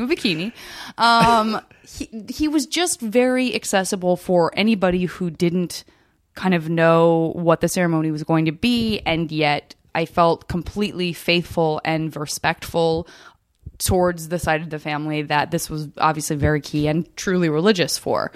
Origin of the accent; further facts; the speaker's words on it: Arizona, United States; I'm from Arizona